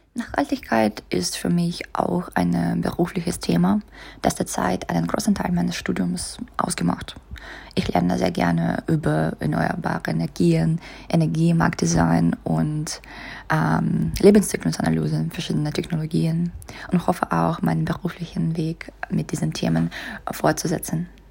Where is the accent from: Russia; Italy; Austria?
Russia; Saint Petersburg; German is a second language; moved away as an adult; now in Munich, Germany; Ich komme aus St. Petersburg, Russland